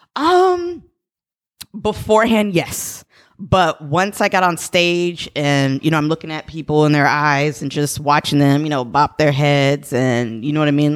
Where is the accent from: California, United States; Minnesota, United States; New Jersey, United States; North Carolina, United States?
California, United States; San Jose; I'm actually born and raised in San Jose.